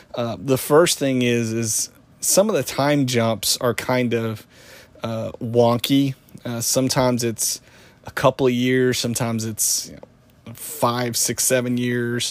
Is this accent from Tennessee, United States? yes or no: yes; Tennessee, United States; moved away as an adult; growing up in Tennessee, huge, uh, country music fan